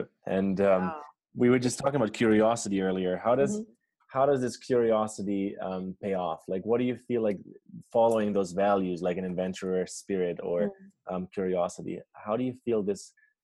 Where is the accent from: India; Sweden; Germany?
Germany; moved away; I grew up in Germany